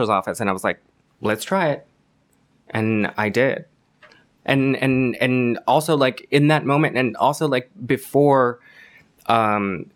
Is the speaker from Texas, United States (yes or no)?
no; Palm Springs, California, United States; now in Los Angeles, United States; I'm from Palm Springs